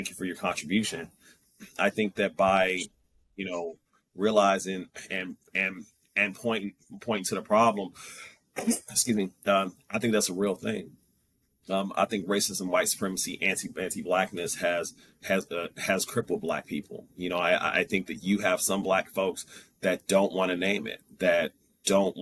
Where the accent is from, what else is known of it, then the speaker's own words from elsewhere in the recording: Kansas City, Missouri, United States; I'm from Kansas City, Missouri.